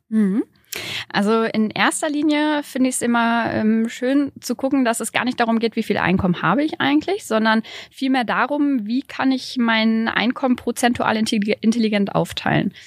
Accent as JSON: {"language": "German", "town": "Bielefeld", "region": "North Rhine-Westphalia", "country": "Germany", "said": "Ich komme aus Bielefeld"}